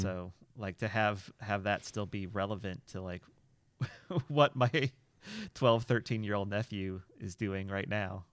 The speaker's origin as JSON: {"language": "English", "region": "Illinois", "country": "United States", "tie": "born or raised there", "said": "growing up in Illinois"}